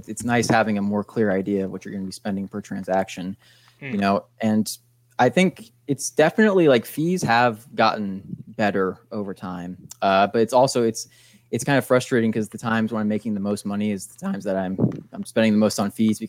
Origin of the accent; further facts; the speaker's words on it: United States; I'm an American